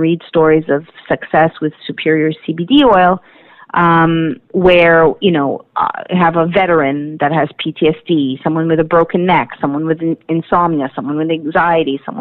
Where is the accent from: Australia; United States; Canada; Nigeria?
Canada; as a Canadian